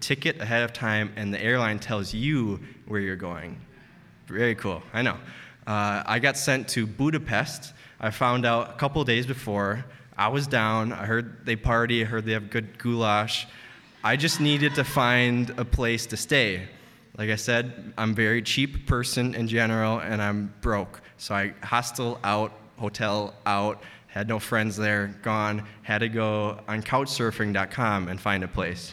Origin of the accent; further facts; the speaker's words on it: Green Bay, Wisconsin, United States; I'm from Green Bay